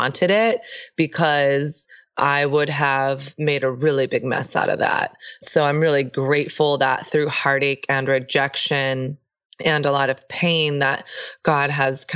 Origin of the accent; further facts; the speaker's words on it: Texas, United States; I grew up in the South. I grew up in Texas